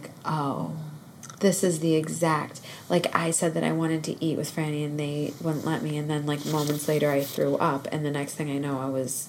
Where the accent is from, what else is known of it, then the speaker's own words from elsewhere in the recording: Northeast, United States; I grew up in the Northeast